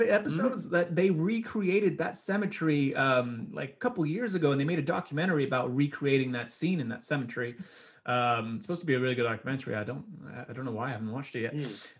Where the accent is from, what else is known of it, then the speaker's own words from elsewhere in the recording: Singapore; now in United Kingdom; both our families are still back in Singapore